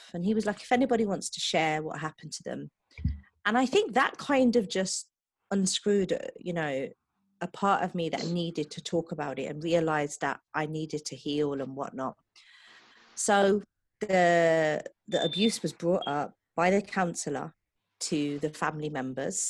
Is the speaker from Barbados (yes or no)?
no; England, United Kingdom; I'm originally from England